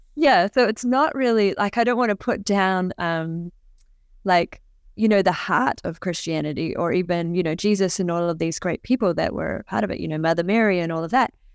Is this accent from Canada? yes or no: no; New Zealand; when I was younger, I was growing up in New Zealand